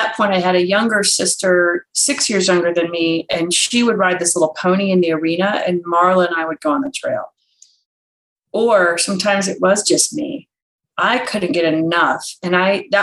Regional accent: Maryland, United States; I grew up in Maryland

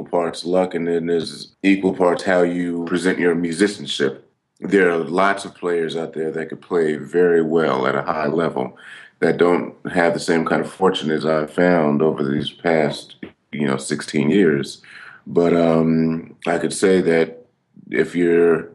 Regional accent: California, United States; born or raised there

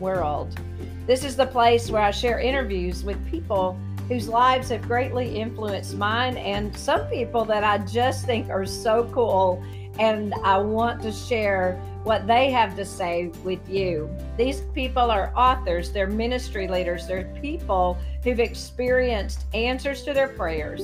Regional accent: Union, South Carolina, United States; I was born in Union, South Carolina

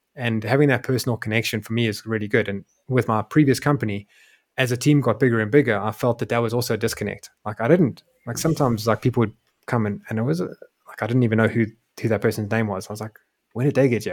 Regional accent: South Africa; moved away as an adult; also born or lived in Europe; my home country of South Africa

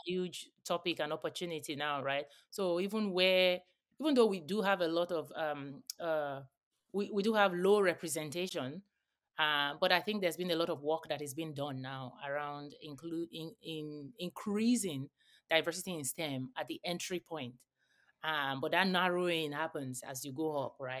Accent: Nigeria; now in United States; where I grew up in Nigeria as well.

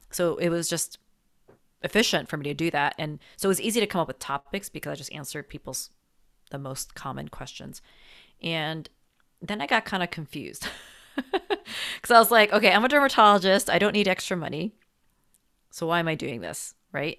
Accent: New Jersey, United States; also born or lived in New York City; I'm from New Jersey

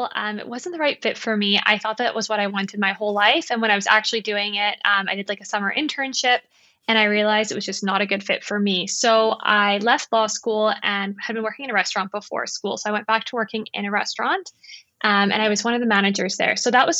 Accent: South Africa; also born or lived in Canada; now in Vancouver, Canada; And I live in Vancouver with my husband and my dog. So I'm originally from South Africa, but I kind of lived between Canada and South Africa when I was growing up.

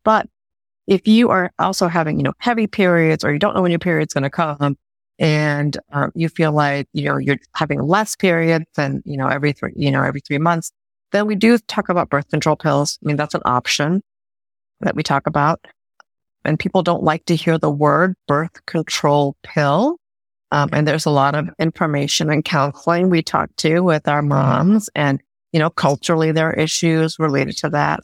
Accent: India; moved away; I'm from India originally, South Asian

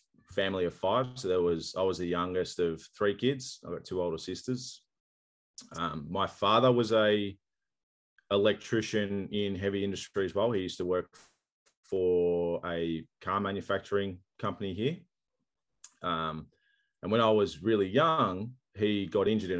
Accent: Australia; I'm Australian and swearing is just a part of the culture

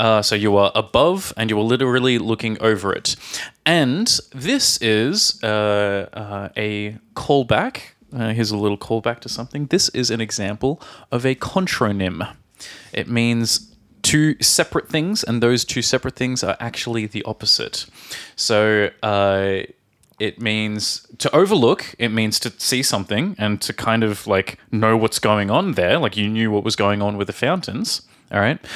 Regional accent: Australia; born or raised there; moved away

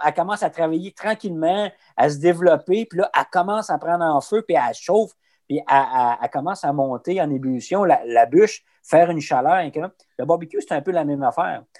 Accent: Abitibi, Quebec, Canada; moi, je viens d'Abitibi

